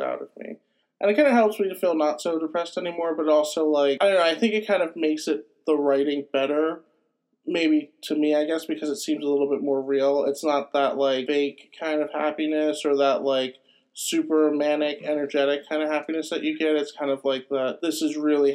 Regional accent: Maryland, United States; born or raised there

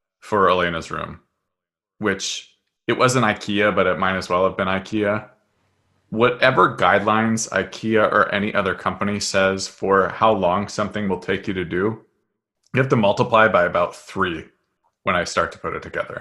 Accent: Seattle, Washington, United States; I'm from Seattle

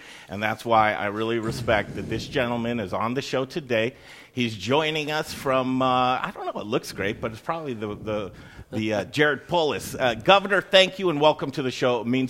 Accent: Cherry Creek, Colorado, United States; I'm a native. I grew up in Cherry Creek, Colorado. I still live there right now.

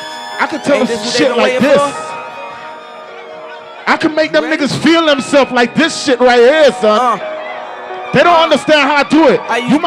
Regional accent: Syracuse, New York, United States; But you see, and then some people talk about them from New York, but I'm really from Syracuse.

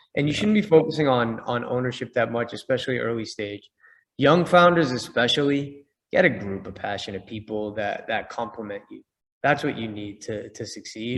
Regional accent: Boston, Massachusetts, United States; I'm from Boston

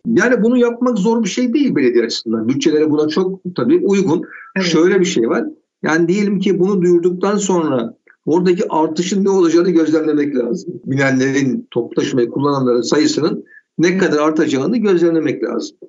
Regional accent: Istanbul, Turkey; also born or lived in Bahçeşehir, Istanbul; Ben Bakırköylüyüm. Bahçeşehir'de yaşıyorum İstanbul'da. 38 yıldır bunlarda yaşıyorum.

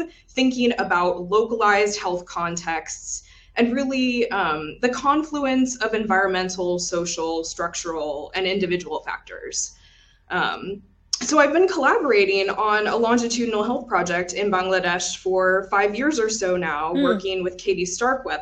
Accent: Texas, United States; I grew up in Texas

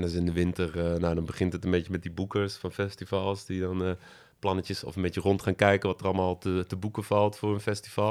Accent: Berg, North Brabant, Netherlands; born or raised there; moved away as an adult; also born or lived in Utrecht

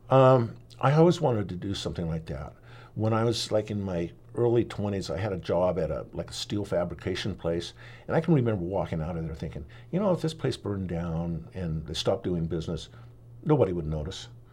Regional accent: Oregon, United States; also born or lived in Nashville, Tennessee; we moved to Oregon when I was about four

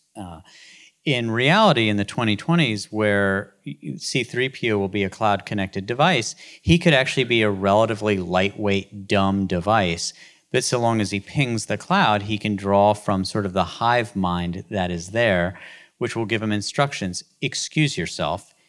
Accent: West Virginia, United States; moved away as an adult; also born or lived in Baltimore; growing up in West Virginia as a public school kid

